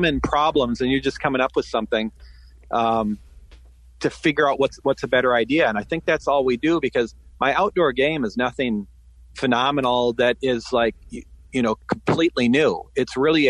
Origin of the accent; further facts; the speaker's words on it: Minnesota, United States; growing up in the Midwest, I grew up in Minnesota